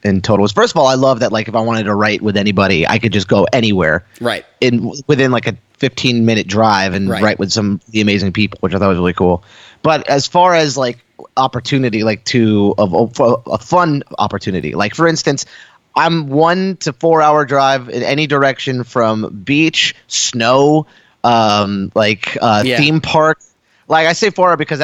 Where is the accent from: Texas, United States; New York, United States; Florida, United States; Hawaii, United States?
Florida, United States; moved away as an adult; also born or lived in Ohio; now in Los Angeles, United States; I'm from Florida